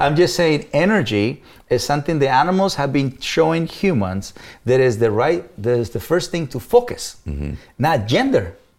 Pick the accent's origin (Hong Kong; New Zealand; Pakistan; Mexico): Mexico; English is a second language; moved away as an adult; now in United States; as a Mexican